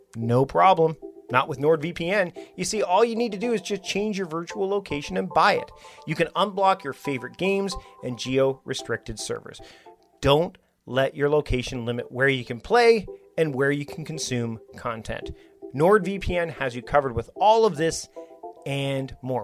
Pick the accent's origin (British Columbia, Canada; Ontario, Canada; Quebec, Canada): British Columbia, Canada; Victoria; We're here in my town, my hometown of Victoria